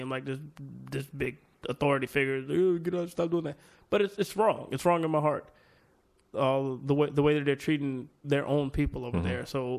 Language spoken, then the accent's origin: English; United States; as an American